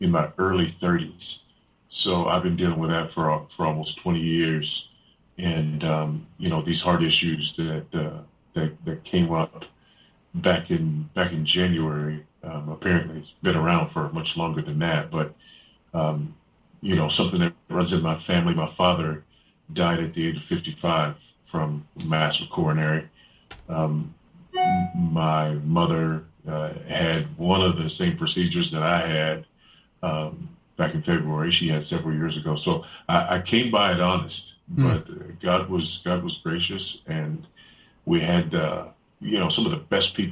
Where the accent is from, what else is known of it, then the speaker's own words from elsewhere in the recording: Los Angeles, California, United States; also born or lived in Beaufort, South Carolina; I grew up in South LA, South Central Los Angeles.